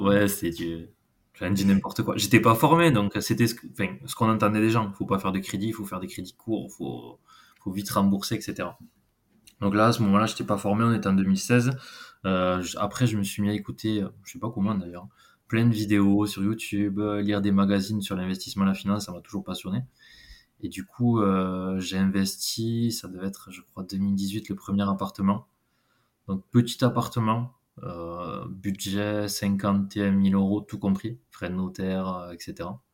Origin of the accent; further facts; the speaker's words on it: Gers, South-West, Occitania, France; accent: South-West; j'ai 30 ans, je suis du Gers, du Sud-Ouest, ça doit s'entendre un petit peu.